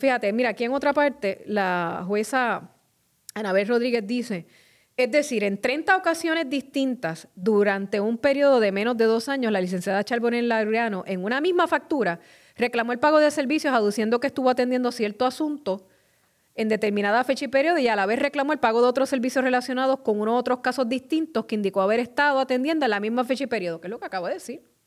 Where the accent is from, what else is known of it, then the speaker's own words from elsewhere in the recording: Carolina, Puerto Rico; mi pueblo de Carolina